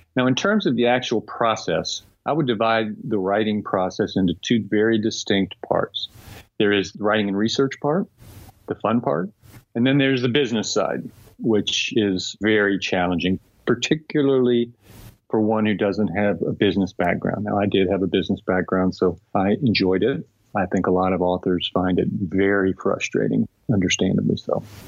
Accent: Texas, United States; I grew up in Texas. I'm a fourth generation Texan.

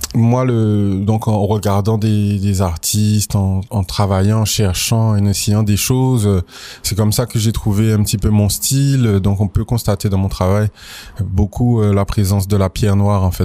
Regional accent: Guadeloupe; moved away as an adult; also born or lived in Paris; je suis originaire de la Guadeloupe, je suis né en Guadeloupe, j'ai grandi en Guadeloupe, j'y ai fait ma scolarité.

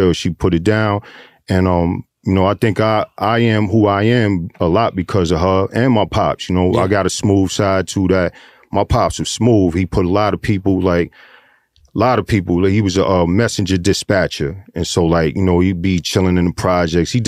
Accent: New York City, New York, United States; also born or lived in Harlem, New York; I grew up in Flushing

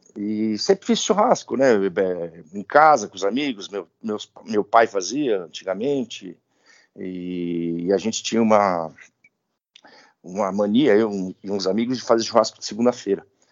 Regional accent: São Paulo, Brazil; Eu sou de São Paulo, paulistano, nascido na Vila Mariana

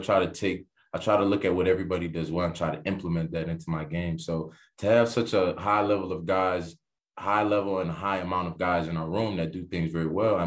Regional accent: Miami, Florida, United States; I'm from Miami, Florida. You know, growing up in Miami, Florida, it's a football hotbed

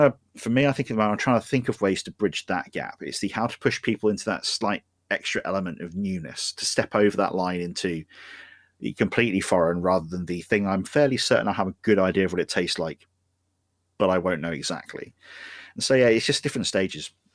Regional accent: United Kingdom; I'm British.

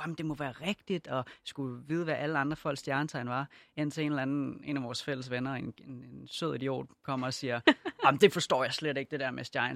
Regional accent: Denmark; jeg er født og opvokset i Danmark og boet hele mit liv

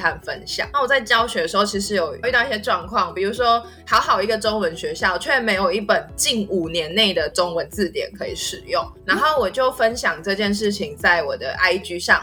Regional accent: Taiwan; moved away as an adult; now in Northern Thailand; 我在台湾受到这方面很大的影响

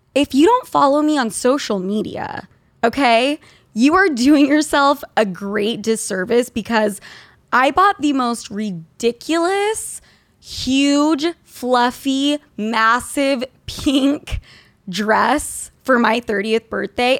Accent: Utah, United States; I grew up in Utah

